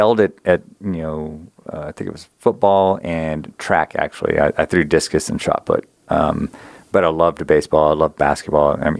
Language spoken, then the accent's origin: English; South Texas, United States; growing up in South Texas, kind of small town